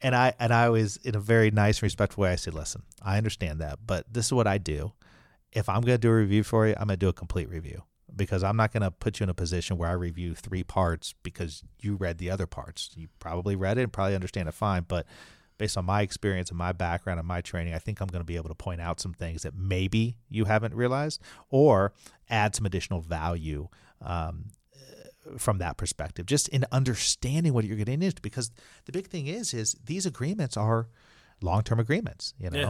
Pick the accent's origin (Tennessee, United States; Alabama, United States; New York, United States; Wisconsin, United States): Alabama, United States; accent: Alabama; But that's my Alabama accent.